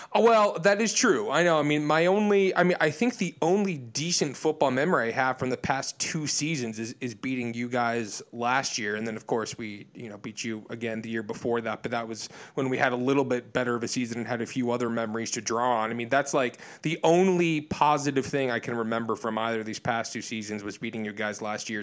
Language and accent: English; outside of Detroit, Michigan, United States; moved away; also born or lived in Illinois, outside of Chicago; I was born in Michigan, sort of outside of Detroit, and, and then spent a lot of time in Illinois outside of Chicago.